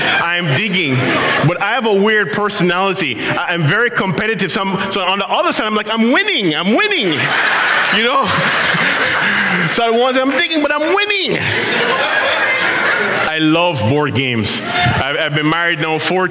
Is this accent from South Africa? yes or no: no; Jamaica; now in Ottawa, Canada; I'm Jamaican.